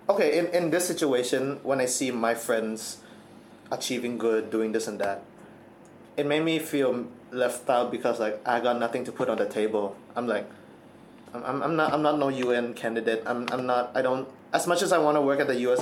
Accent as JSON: {"language": "English", "country": "Thailand", "tie": "born or raised there", "said": "my entire life I've been born and raised in Thailand."}